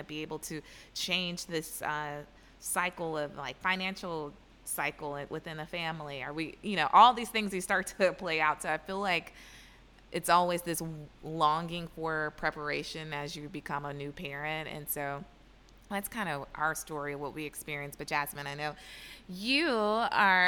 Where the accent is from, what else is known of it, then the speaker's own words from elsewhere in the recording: Atlanta, Georgia, United States; moved away; We come from Atlanta, and of course, being in the South, everyone has children or has the pressure of having children early.